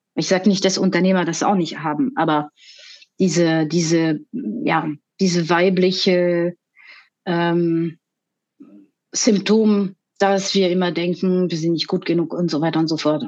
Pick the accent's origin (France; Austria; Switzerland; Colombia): France; German is a second language; moved away as an adult; now in Germany; ich bin ursprünglich aus Frankreich und ich lebe seit 20 Jahren in Deutschland.